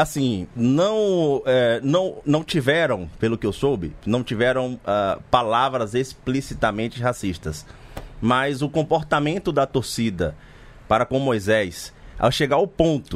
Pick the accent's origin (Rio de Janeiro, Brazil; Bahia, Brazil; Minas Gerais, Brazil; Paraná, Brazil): Bahia, Brazil; also born or lived in Salvador; minha terra, que é tão sagrada e profana